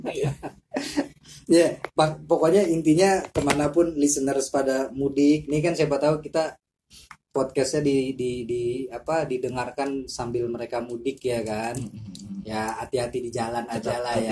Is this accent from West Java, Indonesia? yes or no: no; Jakarta, Indonesia; Gua di Kebon Pala